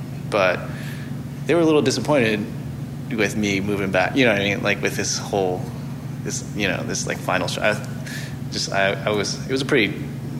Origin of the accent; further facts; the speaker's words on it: Norfolk, Virginia, United States; also born or lived in Seattle, Washington / upstate New York; I was born in Seattle, and then I grew up also in upstate New York, and then Norfolk, Virginia, which is my hometown.